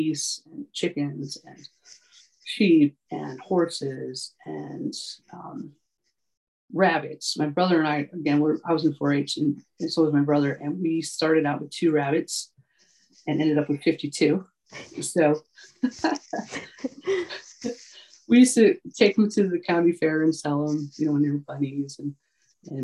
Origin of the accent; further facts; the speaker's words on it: Lowell, New York, United States; moved away as an adult; also born or lived in Syracuse, New York; now in Colorado Springs, United States; Central New York. It's a little town called Lowell, New York